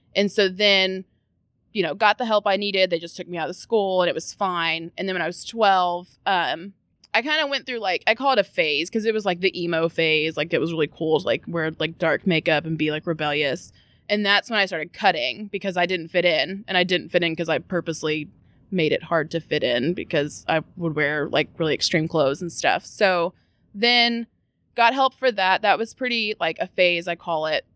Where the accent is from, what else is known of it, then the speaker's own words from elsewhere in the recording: Louisville, Kentucky, United States; I was born in the South End, went to school in the South End for elementary school.